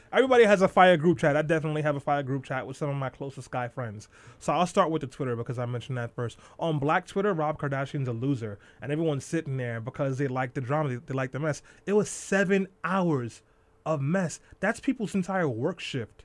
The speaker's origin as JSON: {"language": "English", "town": "New York City", "region": "New York", "country": "United States", "tie": "born or raised there", "said": "When I was growing up in Brooklyn, you wasn't riding a bike on the street because somebody might knock you off"}